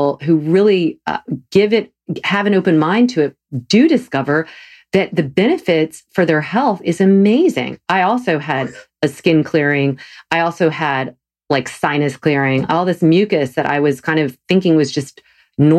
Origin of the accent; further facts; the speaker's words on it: the South, United States; I grew up eating meat every meal. I'm from the South